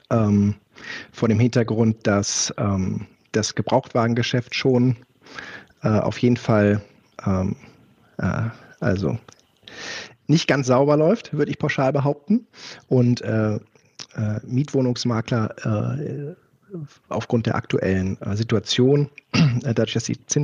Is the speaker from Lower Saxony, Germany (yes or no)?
yes; Göttingen, Lower Saxony, Germany; Göttingen ist ja mein Geburtsort, wo ich äh, bis zu meinem 20. Lebensjahr gewohnt habe.